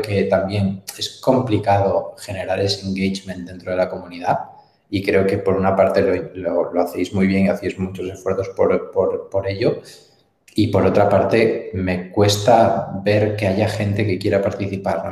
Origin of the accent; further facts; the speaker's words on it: Galicia, Spain; soy muy gallego, eh, me encanta Galicia y la defiendo por encima de mis posibilidades